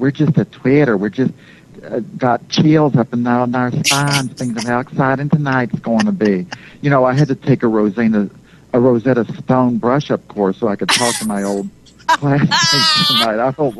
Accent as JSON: {"language": "English", "region": "West Virginia", "country": "United States", "tie": "born or raised there", "moved": "yes", "lives_now": "New York, United States"}